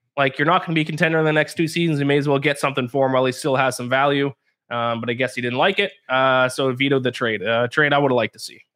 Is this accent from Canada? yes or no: yes; Canada; I'm Canadian